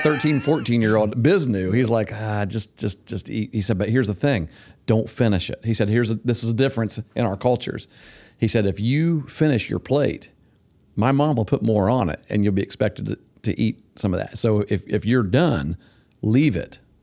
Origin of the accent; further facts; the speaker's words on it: Syracuse, Ohio, United States; when I was growing up in Syracuse down there